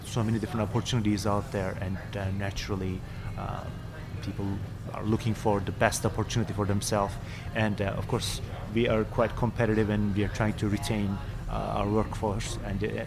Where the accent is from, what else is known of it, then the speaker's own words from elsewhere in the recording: Istanbul, Turkey; moved away; I am from Turkey originally, from Istanbul. I grew up in Istanbul